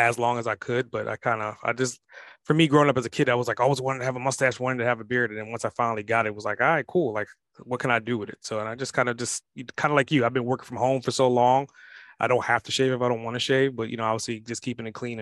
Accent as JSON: {"language": "English", "town": "New York City", "region": "New York", "country": "United States", "tie": "born or raised there", "said": "growing up in Brooklyn, New York"}